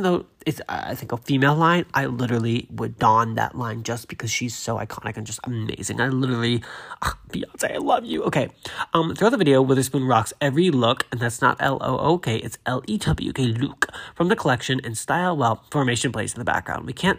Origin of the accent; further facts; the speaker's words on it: Massachusetts, United States; We had, like, movie theaters in Hanover and Braintree and Randolph, I think. But I grew up in Massachusetts, so it was somewhere in that area.